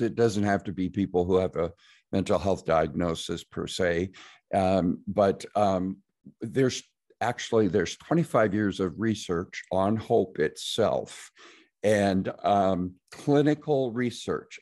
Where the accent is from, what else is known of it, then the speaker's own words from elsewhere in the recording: Nebraska, United States; I'm from Nebraska